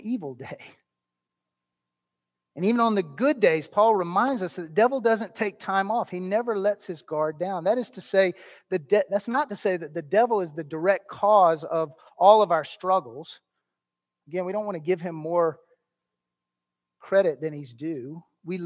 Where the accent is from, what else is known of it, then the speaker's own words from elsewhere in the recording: United States; as American Christians